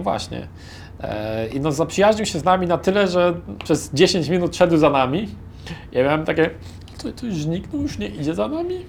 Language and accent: Polish; Poland; jesteśmy z Polski